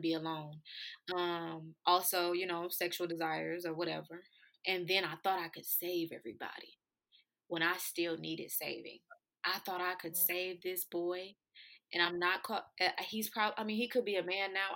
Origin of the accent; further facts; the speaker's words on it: Flint, Michigan, United States; my hometown is Flint, Michigan